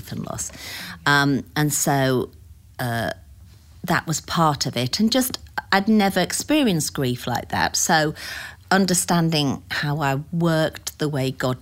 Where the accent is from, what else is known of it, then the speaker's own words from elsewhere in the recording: United Kingdom; moved away as an adult; also born or lived in Phoenix, Arizona / Pawleys Island, South Carolina / Greenville, South Carolina; now in United States; I was born in the United Kingdom 60 years ago to some great parents, and I have one sister. I lived there for about 45 years this time round, and moved to the United States in 2004